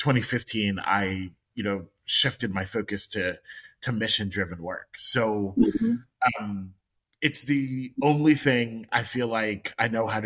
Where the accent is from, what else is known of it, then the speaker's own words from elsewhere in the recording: Long Island, New York, United States; also born or lived in Rhode Island; I am born and raised in New York, and I grew up on Long Island